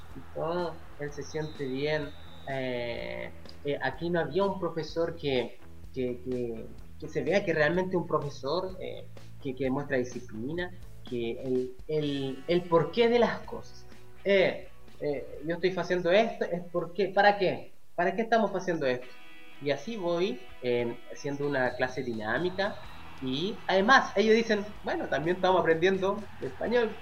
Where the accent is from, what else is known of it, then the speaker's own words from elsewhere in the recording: Chile; moved away as an adult; now in Brazil; yo como chileno